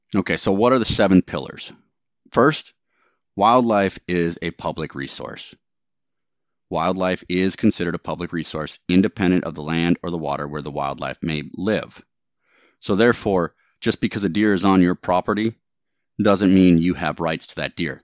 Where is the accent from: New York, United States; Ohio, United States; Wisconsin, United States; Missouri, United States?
Wisconsin, United States; moved away; I grew up in Wisconsin